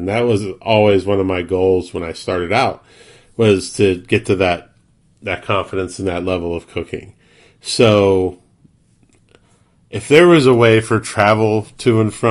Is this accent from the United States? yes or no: yes; West Virginia, United States; I'm from West Virginia